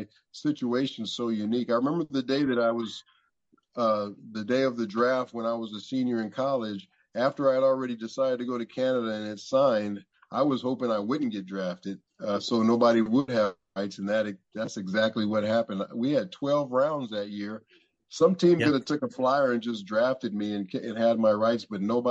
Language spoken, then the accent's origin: English; Los Angeles, California, United States; I was from Los Angeles